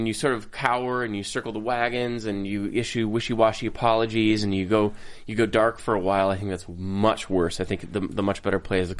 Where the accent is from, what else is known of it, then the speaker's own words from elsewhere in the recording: Minnesota, United States; I couldn't get any whiter. I'm from Minnesota